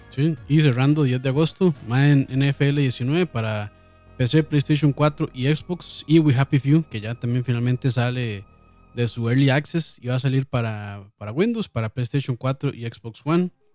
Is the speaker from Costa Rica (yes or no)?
yes; Costa Rica; nosotros somos de Costa Rica